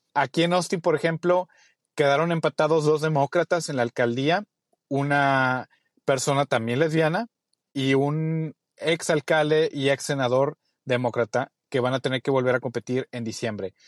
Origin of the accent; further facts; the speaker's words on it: Mexico; moved away as an adult; now in Texas, United States; como mexicanos